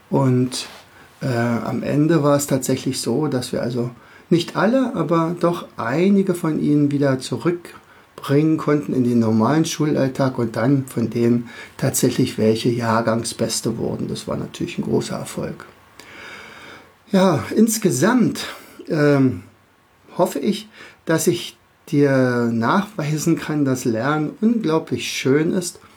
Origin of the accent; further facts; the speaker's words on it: Berlin, Germany; now in Rauen, Germany; Also an meinem Dialekt wirst du schon ein bisschen hören. Also ich bin aus dem Raum Berlin, äh, wohne in Rauen, das ist ein sehr kleiner Ort in der Nähe von Fürstenwalde.